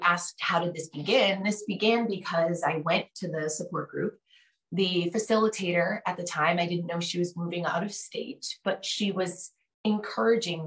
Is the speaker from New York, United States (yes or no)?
no; Connecticut, United States; moved away; I'm originally from Connecticut